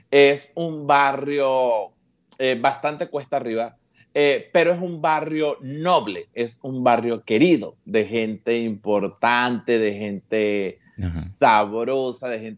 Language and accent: Spanish; Petare, Miranda, Venezuela; En Petare nos ayudamos muchísimo. Eh, yo vengo de San Blas.